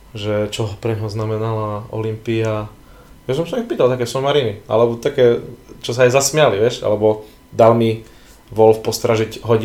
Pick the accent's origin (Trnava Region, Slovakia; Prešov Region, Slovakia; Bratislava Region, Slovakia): Prešov Region, Slovakia; Vranov nad Topľou; on dokonca bol u nás vo Vranove.